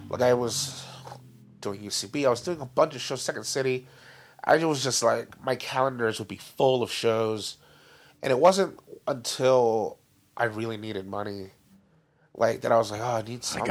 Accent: Downey, California, United States; the high schools in our area. So like Warren

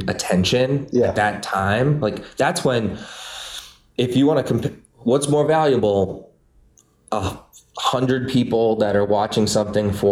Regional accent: Boston, Massachusetts, United States; moved away as an adult; also born or lived in Los Angeles; I'm from Boston, but I went out

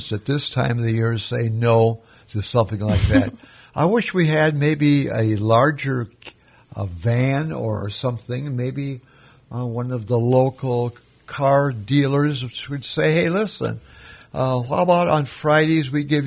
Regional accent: Minnesota, United States; moved away as an adult; also born or lived in Arizona; now in Florida, United States; I grew up in Minnesota

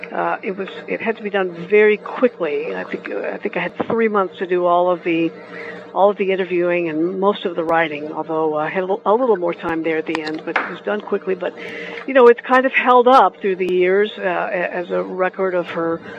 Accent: Louisville, Kentucky, United States; I grew up in Louisville

